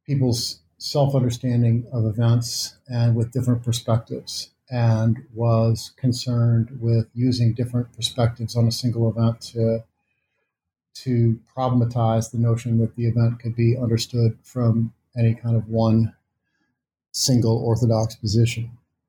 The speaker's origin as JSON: {"language": "English", "region": "Missouri", "country": "United States", "said": "And because I am from Missouri, and because of the way that I have for a long time tried to link my intellectual life to political engagement of various kinds"}